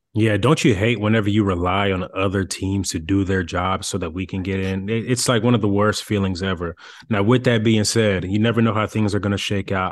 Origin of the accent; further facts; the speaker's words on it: Dallas, Texas, United States; I'm from Dallas